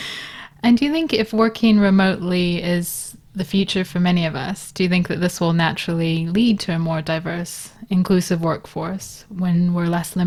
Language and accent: English; Los Angeles, California, United States; moved away as an adult; now in London, United Kingdom; I'm originally from Los Angeles, but have lived in London for 18 years.